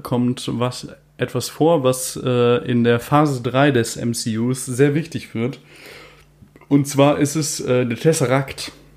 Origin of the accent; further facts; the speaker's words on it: Germany; als Deutscher